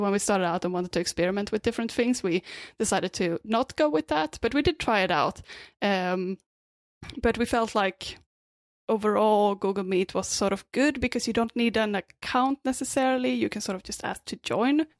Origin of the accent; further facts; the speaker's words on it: Sweden; also born or lived in Australia; now in Vancouver, Canada; I'm originally from Sweden, uh, but I lived in Australia a bit before this, and now I'm in Vancouver.